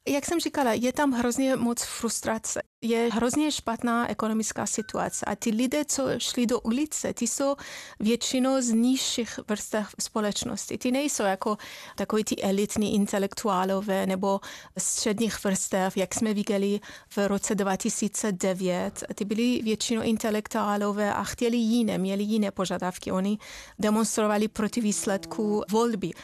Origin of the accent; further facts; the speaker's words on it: Iran; Czech is a second language; now in Czech Republic; já jsem původem z Iránu, já jsem žila tam třeba v době války s Irákem